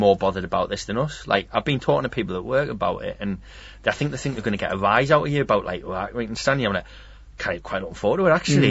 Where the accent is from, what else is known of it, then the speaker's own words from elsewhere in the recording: Sunderland, North East England, United Kingdom; I'm off from Sunderland